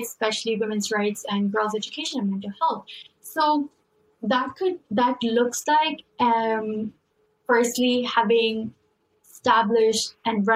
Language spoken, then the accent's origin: English; Pakistan; now in United States; I come from Pakistan